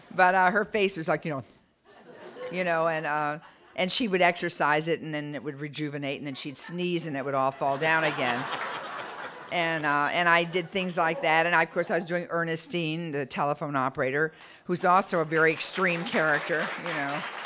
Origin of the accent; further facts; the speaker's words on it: Detroit, Michigan, United States; I was a blue collar kid. I'm from Detroit